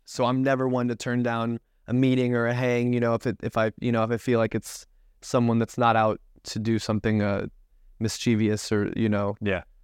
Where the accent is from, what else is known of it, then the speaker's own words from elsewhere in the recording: Tampa, Florida, United States; grew up in Tampa, Florida